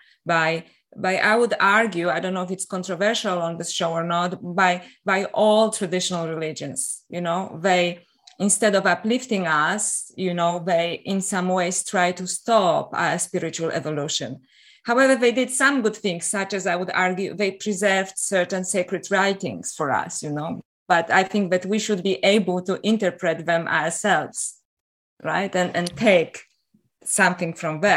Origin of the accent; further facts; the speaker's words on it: Poland; also born or lived in Canada / Paris, France; now in Australia; I'm originally from Poland. And I was brought up in an interesting environment